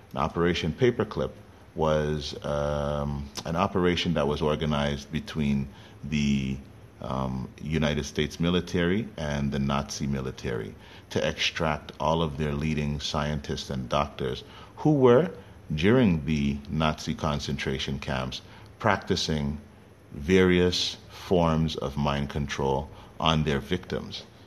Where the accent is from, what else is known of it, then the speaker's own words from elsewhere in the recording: Canada; Me being born and raised in Canada